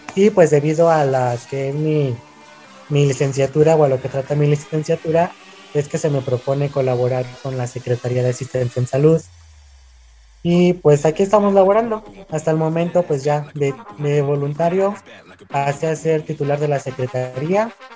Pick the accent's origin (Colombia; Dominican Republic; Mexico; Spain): Mexico; Chihuahua; soy originario de Chihuahua